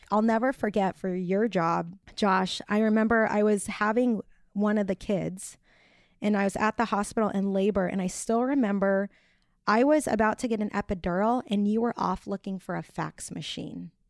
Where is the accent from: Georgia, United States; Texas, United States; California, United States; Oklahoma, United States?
California, United States; Orange County; moved away as an adult; also born or lived in Bakersfield; I'm from Orange County